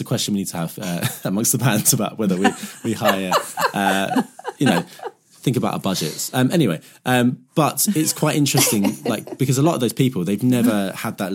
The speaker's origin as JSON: {"language": "English", "town": "Southend-on-Sea", "region": "East of England", "country": "United Kingdom", "said": "Where I'm from Southend in Essex, so we had a little club called Chinneries."}